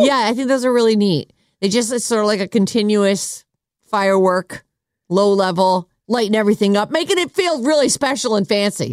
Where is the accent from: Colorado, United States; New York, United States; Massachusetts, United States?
Massachusetts, United States; now in California, United States; I grew up in Massachusetts, which is northeast.